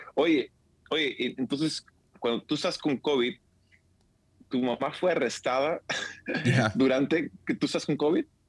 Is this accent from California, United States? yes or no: yes; San Diego, California, United States; nos juntamos toda la familia en San Diego, de donde soy